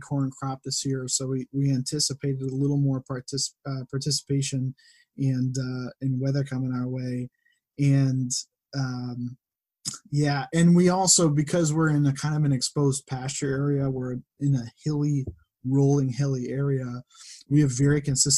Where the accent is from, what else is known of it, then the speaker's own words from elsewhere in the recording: West Springfield, Massachusetts, United States; I grew up in West Springfield